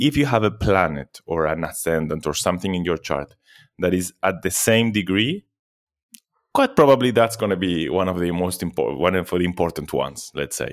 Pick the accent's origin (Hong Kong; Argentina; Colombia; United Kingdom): Argentina; also born or lived in Europe; now in Athens, Greece; I was born in Argentina, but I moved to Europe. many years ago